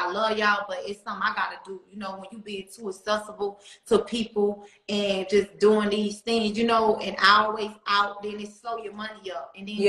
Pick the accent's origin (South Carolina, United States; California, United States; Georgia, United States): Georgia, United States; Atlanta; Growing up in Atlanta, period, it was for me, it was everything.